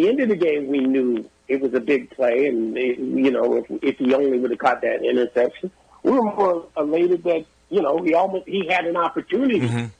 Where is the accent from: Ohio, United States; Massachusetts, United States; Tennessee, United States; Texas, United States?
Massachusetts, United States; as a kid growing up in Massachusetts